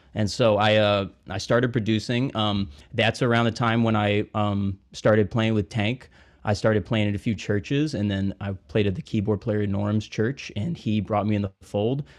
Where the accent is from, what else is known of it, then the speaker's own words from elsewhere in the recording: Montgomery, Alabama, United States; moved away as an adult; now in New Orleans, United States; I'm from Montgomery, Alabama.